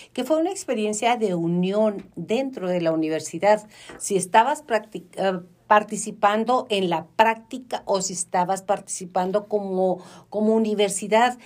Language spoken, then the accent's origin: Spanish; Mexico; la cultura mexicana